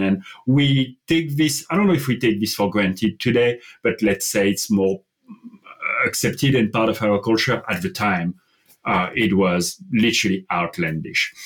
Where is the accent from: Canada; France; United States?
France; English is a second language; moved away as an adult; also born or lived in London; I, I grew up in France and I spent the first 21 years of my life in France